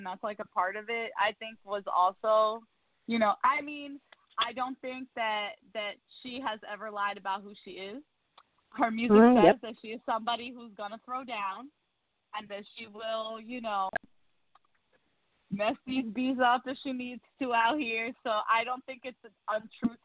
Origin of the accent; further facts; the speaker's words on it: New York City, New York, United States; as a New Yorker